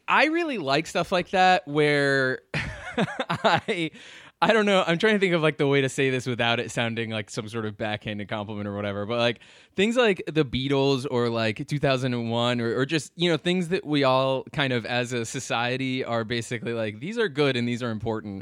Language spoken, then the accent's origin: English; Lovettsville, Virginia, United States; now in Richmond, United States; I grew up in Northern Virginia, uh, in sort of this little town called Lovettsville